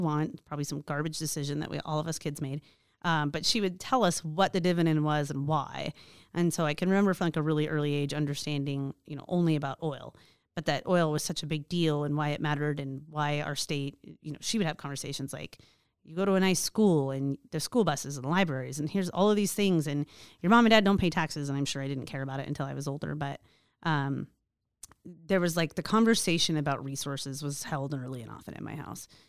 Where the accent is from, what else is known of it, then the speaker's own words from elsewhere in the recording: Alaska, United States; I was born and raised in Alaska